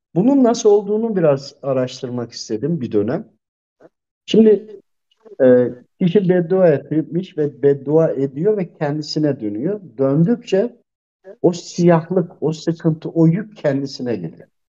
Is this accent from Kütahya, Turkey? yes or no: no; Tokat, Turkey; ben de Tokatlıyım hemşerim de.